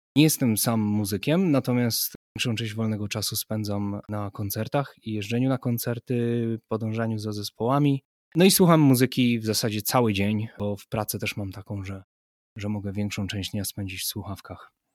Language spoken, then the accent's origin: Polish; Silesian Voivodeship, Poland; moved away as an adult; also born or lived in Warsaw; now in Berlin, Germany; Ja jestem Hanysem rodowitym Ślązakiem, ale już od dłuższego czasu na Śląsku nie mieszkam.